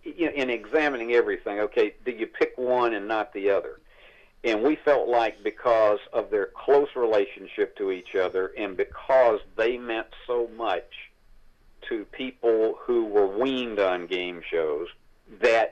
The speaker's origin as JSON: {"language": "English", "region": "South Georgia", "country": "United States", "tie": "born or raised there", "said": "growing up in South Georgia with my own family"}